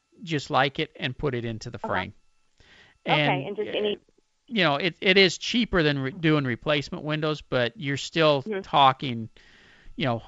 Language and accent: English; Pasadena, United States; my hometown of Pasadena